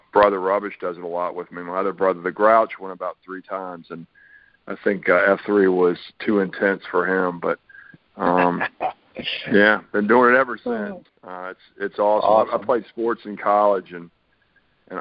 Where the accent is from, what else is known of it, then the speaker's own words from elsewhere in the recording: Charlotte, North Carolina, United States; also born or lived in Virginia / Fayetteville; I'm one of the few people that's a native Charlottean. I grew up in Charlotte, born here, grew up here